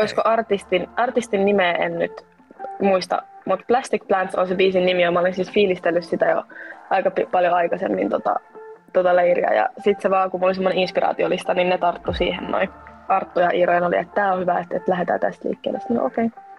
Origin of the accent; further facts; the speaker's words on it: Espoo, Uusimaa, Finland; mä oon 20-vuotias ja mä oon Espoosta